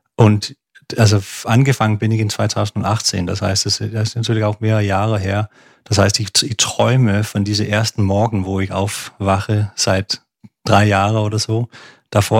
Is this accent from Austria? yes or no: no; Aarhus, Central Denmark Region, Denmark; German is a second language; moved away as an adult; also born or lived in Odense, Denmark / Copenhagen, Denmark; Also ich bin in Odense geboren, in der Mitte von Dänemark auf Fünen und dann in Aarhus aufgewachsen